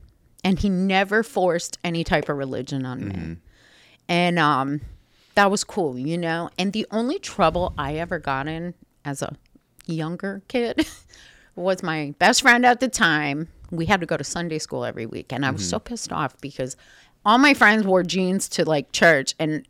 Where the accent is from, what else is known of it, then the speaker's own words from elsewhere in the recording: Schenectady, New York, United States; Like Schenectady, which is outside of Albany.